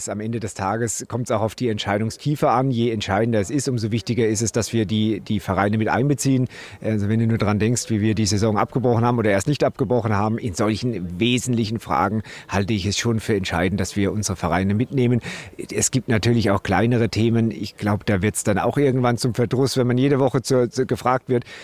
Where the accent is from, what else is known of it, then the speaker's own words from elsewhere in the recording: Alzenau, Bavaria, Germany; Ich komme tatsächlich aus, aus Unterfranken, bin gebürtiger Alzenauer ähm, und, und habe dort auch meine, meine fußballerischen Wurzeln äh, begonnen.